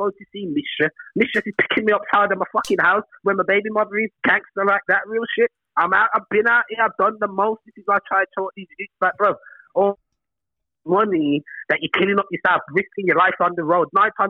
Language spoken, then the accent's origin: English; Birmingham, West Midlands, United Kingdom; Birmingham, fam.